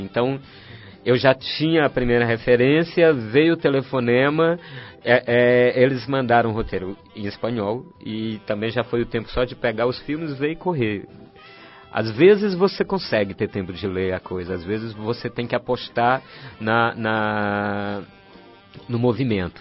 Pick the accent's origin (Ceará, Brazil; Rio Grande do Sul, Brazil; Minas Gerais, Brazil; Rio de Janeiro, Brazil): Ceará, Brazil; Fortaleza; moved away as an adult; now in São Paulo, Brazil; Eu venho da periferia de Fortaleza, de um bairro chamado Conjunto Esperança. Sou filho de uma costureira e de um caminhoneiro